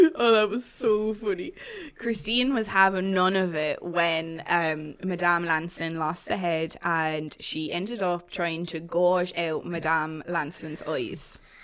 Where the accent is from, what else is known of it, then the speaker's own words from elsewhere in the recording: Waterford, Munster, Ireland; I'm from Waterford